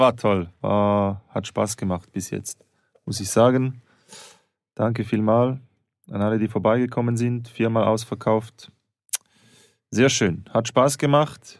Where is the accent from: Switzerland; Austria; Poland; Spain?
Switzerland; St. Gallen; now in Berlin, Germany; 33 Jahre aus St. Gallen, Schweiz. In Berlin lebend